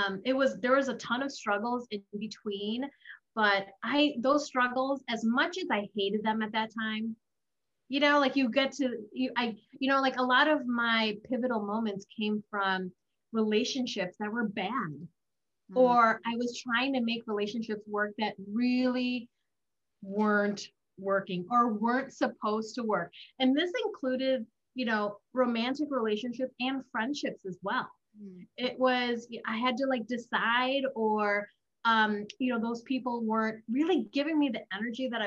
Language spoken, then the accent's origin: English; United States; I was the Asian girl growing up in America. I was the immigrant girl that came to America